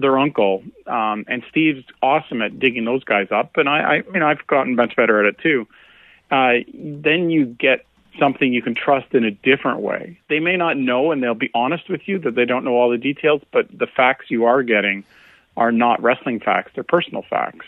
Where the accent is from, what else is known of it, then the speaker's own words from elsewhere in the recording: Canada; a Canadian